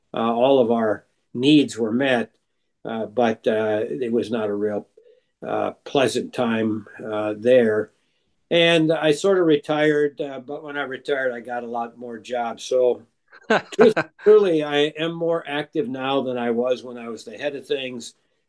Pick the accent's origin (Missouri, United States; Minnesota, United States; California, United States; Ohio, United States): Minnesota, United States; Duluth; I grew up in Duluth, Minnesota, right on the shore of Lake Superior